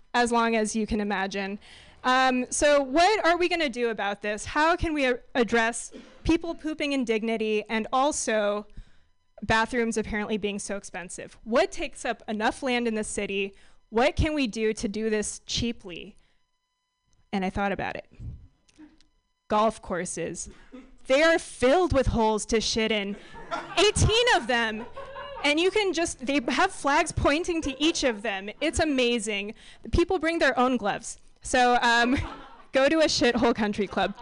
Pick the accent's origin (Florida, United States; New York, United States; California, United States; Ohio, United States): California, United States; San Francisco; So I grew up in San Francisco